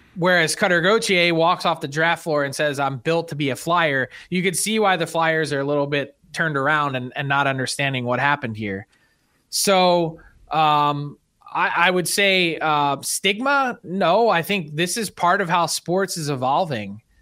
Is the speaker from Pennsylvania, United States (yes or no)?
yes; Philadelphia, Pennsylvania, United States; growing up in Philly